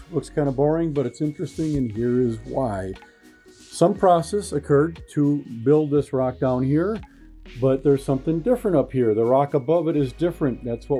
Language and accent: English; Wisconsin, United States; You're in my home state of Wisconsin.